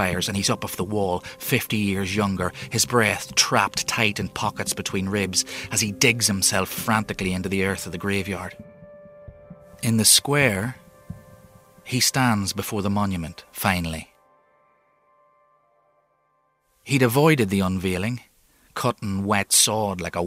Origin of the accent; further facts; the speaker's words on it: Enniskillen, Northern Ireland, United Kingdom; I'm an author from Inniskillen